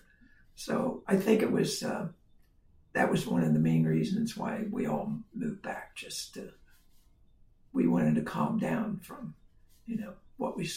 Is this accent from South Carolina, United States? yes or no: no; Colerain Township, Ohio, United States; born or raised there